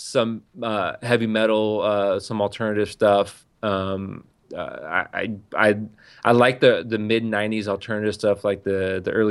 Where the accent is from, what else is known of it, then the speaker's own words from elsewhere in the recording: San Diego, California, United States; a, a, white kid from the outskirts of San Diego.